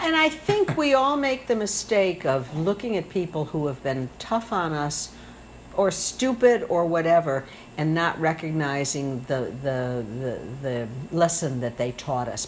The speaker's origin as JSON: {"language": "English", "town": "South Haven", "region": "Michigan", "country": "United States", "also_born_or_lived": "Chicago", "said": "from South Haven, Michigan"}